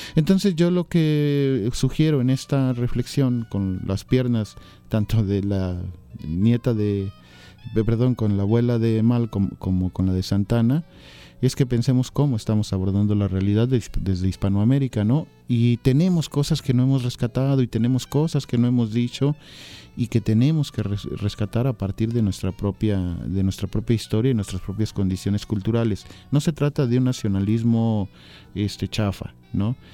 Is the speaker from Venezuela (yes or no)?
no; Mexico; como hispanoamericanos, como mexicanos